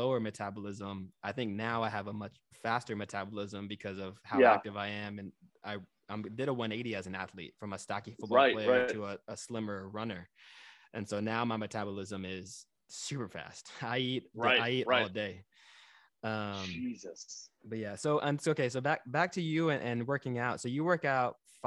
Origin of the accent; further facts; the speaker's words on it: Texas, United States; now in New York City, United States; I grew up in Texas, so I grew up in the South.